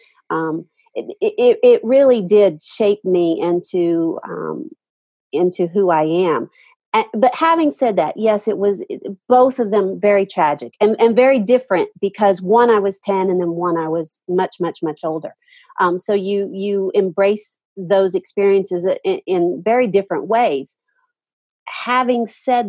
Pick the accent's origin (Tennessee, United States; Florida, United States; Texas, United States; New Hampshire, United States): Tennessee, United States; Nashville; I grew up in Nashville